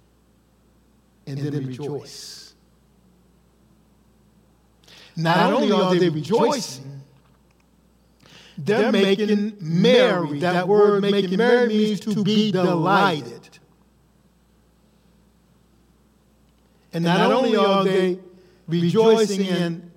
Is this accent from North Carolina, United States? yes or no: no; Los Angeles, California, United States; as a kid growing up in Los Angeles back in the 60s